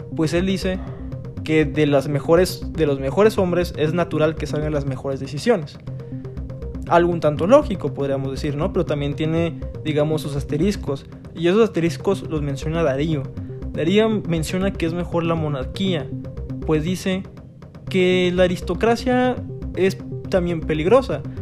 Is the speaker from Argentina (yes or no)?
no; Mexico; los que somos de México